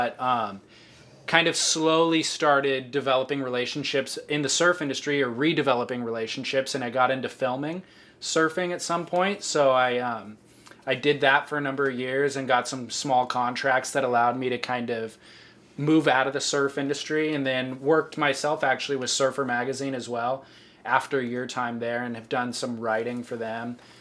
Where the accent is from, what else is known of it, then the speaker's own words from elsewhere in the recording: Orange County, California, United States; I am 32, and I grew up surfing in Orange County.